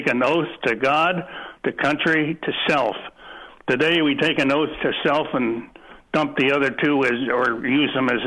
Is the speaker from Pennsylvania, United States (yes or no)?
yes; Philadelphia, Pennsylvania, United States; moved away as an adult; now in Iowa, United States; I grew up in Mount Airy